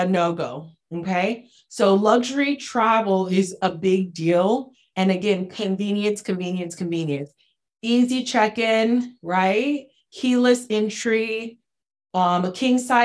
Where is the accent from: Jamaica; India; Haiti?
Haiti; From the poorest country in the Western Hemisphere, I'm from Haiti.